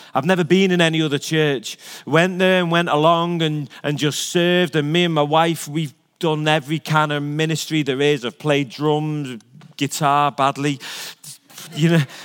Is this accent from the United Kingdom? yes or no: yes; Liverpool, North West England, United Kingdom; moved away; I was born in Liverpool